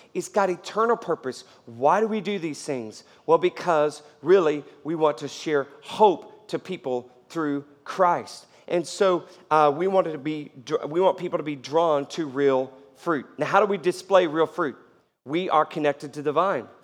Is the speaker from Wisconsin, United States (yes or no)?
no; Houston, Texas, United States; I grew up in Houston